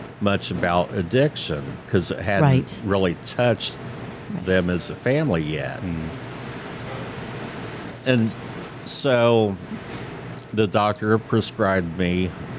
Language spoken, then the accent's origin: English; Rising Sun, Indiana, United States; also born or lived in Richmond, Indiana; my roots are in Rising Sun, where I grew up